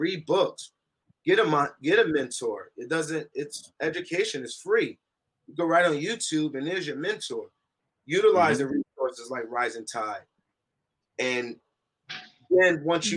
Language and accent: English; Newark, New Jersey, United States; We grew up in Newark. I'm from Newark, New Jersey